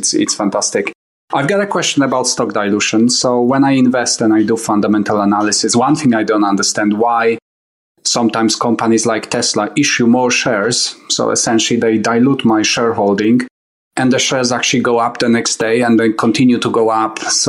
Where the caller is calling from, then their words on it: United Kingdom; I'm calling you from United Kingdom.